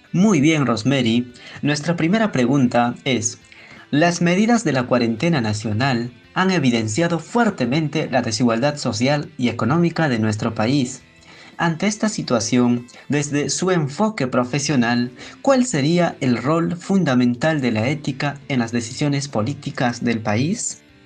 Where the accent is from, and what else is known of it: Peru